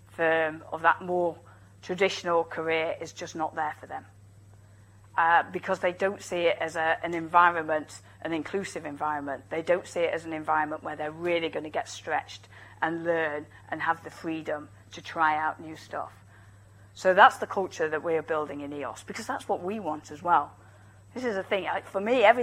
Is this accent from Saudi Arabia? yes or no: yes; Saudi Arabia; I'm from Saudi Arabia and I'm the director of the Saudi premarital screening program.